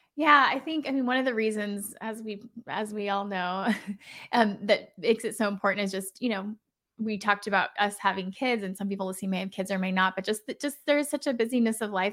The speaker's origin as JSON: {"language": "English", "region": "Iowa", "country": "United States", "tie": "born or raised there", "also_born_or_lived": "Oklahoma", "moved": "as an adult", "said": "I grew up in Iowa in a rural community."}